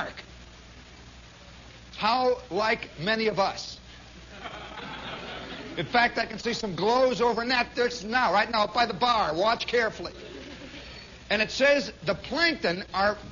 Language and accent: English; New York, United States; I'm a New Yorker